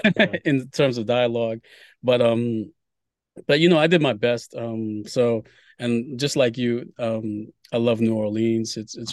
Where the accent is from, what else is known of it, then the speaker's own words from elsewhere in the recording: Haiti; Because I was born in Haiti and I wanted to, you know, create something from, you know, the homeland